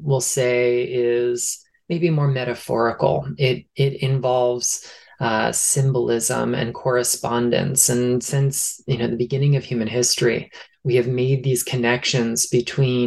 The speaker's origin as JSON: {"language": "English", "region": "Southeast Florida", "country": "United States", "tie": "born or raised there", "said": "summers by the ocean down in my hometown on the coast of Southeast Florida"}